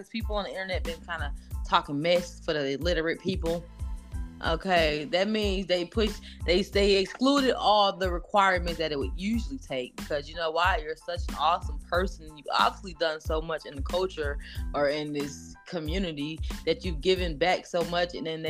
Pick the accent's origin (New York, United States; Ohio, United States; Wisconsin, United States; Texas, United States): Wisconsin, United States; born there; Shout out to the Packers, my state that I was born. I can't say my home state, but I was born there, wasn't raised, but shout out to the Packers, you guys.